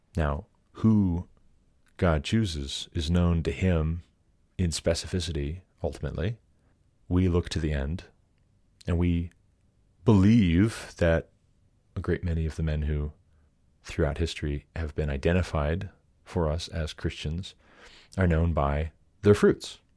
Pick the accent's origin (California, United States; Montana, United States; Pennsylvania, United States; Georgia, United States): Montana, United States; now in Colorado, United States; being from Montana